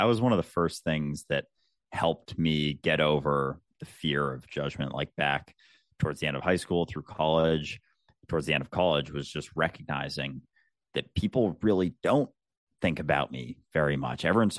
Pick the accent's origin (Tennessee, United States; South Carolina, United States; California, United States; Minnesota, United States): Minnesota, United States; And yeah, I grew up in the Midwest, in the States, in outside Minneapolis. I had a pretty standard suburban childhood